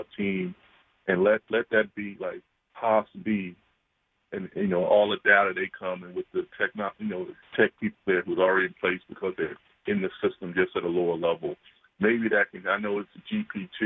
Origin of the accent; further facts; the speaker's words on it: United States; As an American